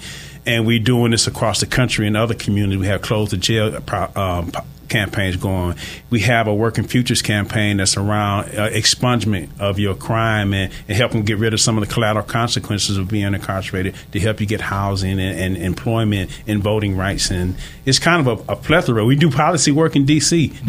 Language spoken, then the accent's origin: English; Flint, Michigan, United States; now in Detroit, United States; I live in Detroit. I'm originally from Flint, Michigan, actually.